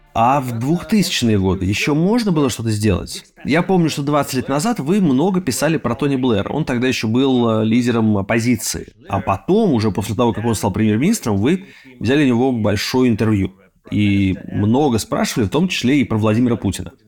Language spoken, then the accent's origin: Russian; Russia; А я из России, почти всю жизнь прожил в России